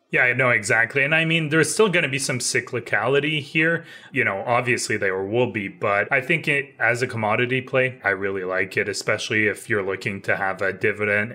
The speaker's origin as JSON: {"language": "English", "country": "Canada", "said": "as Canadian"}